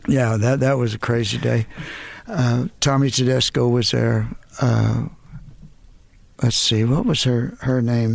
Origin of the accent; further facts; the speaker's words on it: Dallas, Texas, United States; moved away; We're from Dallas